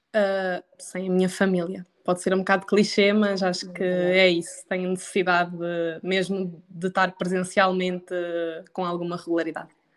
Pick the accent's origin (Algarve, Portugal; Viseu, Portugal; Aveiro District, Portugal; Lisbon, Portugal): Aveiro District, Portugal; Sangalhos; moved away as an adult; now in Coimbra, Portugal; Sou de Aveiro, mais precisamente de uma terriola chamada Sangalhos